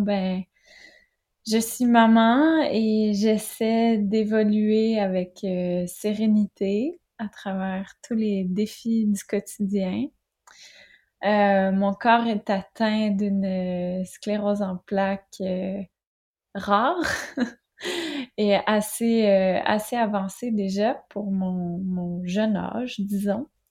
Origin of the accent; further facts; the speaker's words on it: Quebec, Canada; accent: Québécois; moved away as an adult; now in France; vous l'entendez peut-être à mon accent. Je suis québécoise